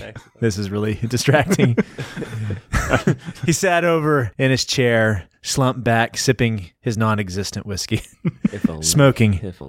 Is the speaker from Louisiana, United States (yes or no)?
no; Texas, United States; I'm from Texas.